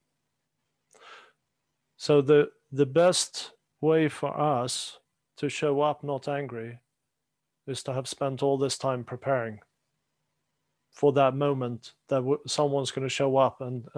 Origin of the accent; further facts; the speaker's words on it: Sweden; moved away; growing up in Sweden